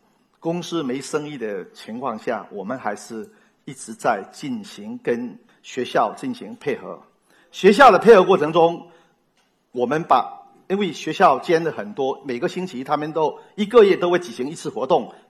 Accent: Fujian, China; 我们闽南人有个爱拼才会赢。

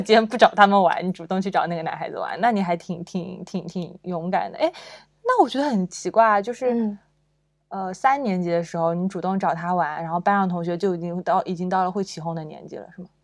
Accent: China; 我们中国人谈恋爱都要讲姻缘

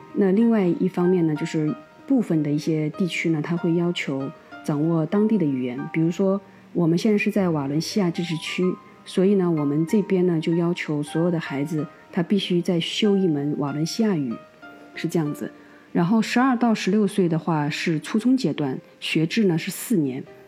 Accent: China; now in Spain; 和我们中国人这种含蓄式的表达是完全不同的

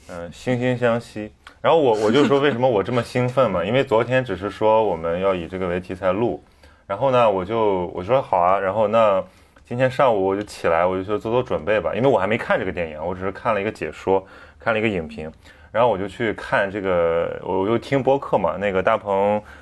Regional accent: northern China, China; 我们这些北方人

